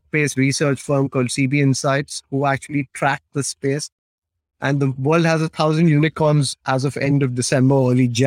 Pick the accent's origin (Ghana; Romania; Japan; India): India; also born or lived in Britain; now in United Kingdom; I live in Britain. I'm British in some ways, but I'm also very Indian in other ways